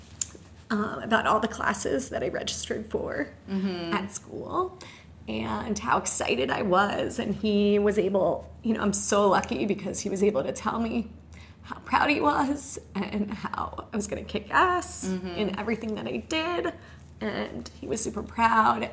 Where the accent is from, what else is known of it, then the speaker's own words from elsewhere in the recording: White Plains, New York, United States; I grew up in White Plains, New York, so not too far from New York City